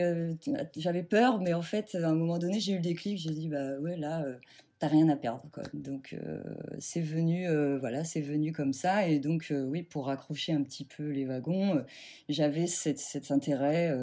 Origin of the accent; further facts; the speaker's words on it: Normandy, France; moved away as an adult; now in Seine-et-Marne, France; je vis en Seine-et-Marne depuis à peu près 10 ans. Euh, moi, j'ai grandi en Normandie